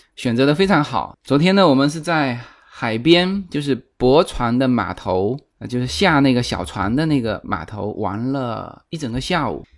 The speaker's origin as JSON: {"language": "Chinese", "region": "southern China", "country": "China", "said": "我们从南方过来的，就中国南方过来的，我们那边到了夏季蚊子也非常多"}